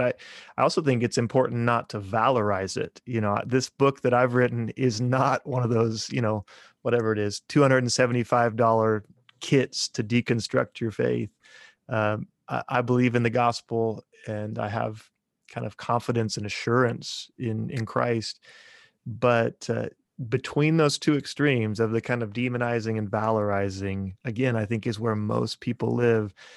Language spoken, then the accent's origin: English; just south of Topeka, Kansas, United States; moved away as an adult; now in Bartlesville, United States; I grew up in Kansas, just south of Topeka, Kansas, eh, kinda out in the country.